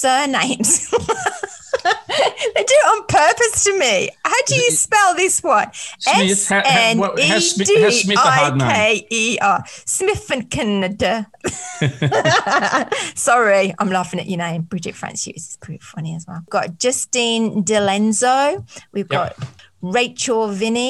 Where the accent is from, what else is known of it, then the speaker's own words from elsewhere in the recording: Birmingham, West Midlands, United Kingdom; accent: Brummie; also born or lived in Coventry; my Brummie accent